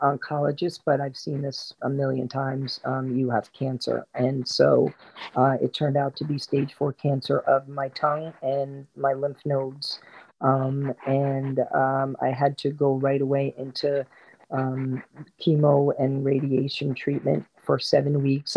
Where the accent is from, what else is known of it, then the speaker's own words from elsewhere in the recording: New Jersey, United States; also born or lived in Queens, New York; I grew up in Queens um, until I was about nine years old. And then my family moved to New Jersey, um, down by the Jersey Shore, where I spent most of my um, teen years and early 20s